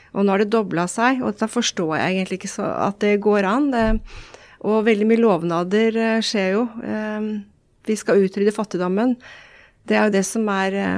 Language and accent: Norwegian; Elverum, Innlandet, Norway; moved away; also born or lived in San Diego, California; opprinnelig så er jeg jo fra Elverum